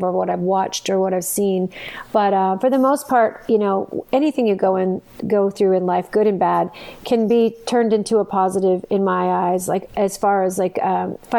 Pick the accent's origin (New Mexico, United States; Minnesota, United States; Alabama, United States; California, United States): New Mexico, United States; Santa Fe; now in Arizona, United States; I'm actually originally from Santa Fe, New Mexico. I grew up there